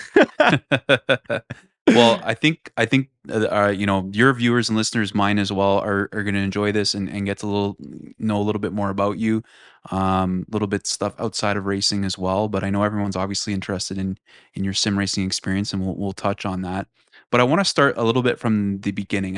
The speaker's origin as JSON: {"language": "English", "area": "Toronto / Markham", "region": "Ontario", "country": "Canada", "said": "we're both from Toronto and Markham"}